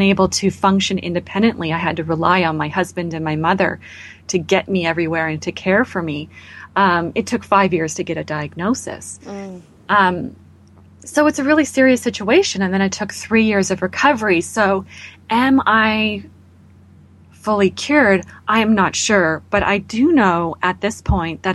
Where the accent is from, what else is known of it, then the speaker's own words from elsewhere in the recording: Canada; as a Canadian